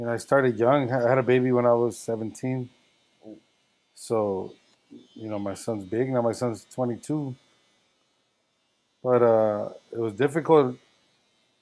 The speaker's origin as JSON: {"language": "English", "town": "Los Angeles", "region": "California", "country": "United States", "tie": "born or raised there", "said": "I grew up in South Central"}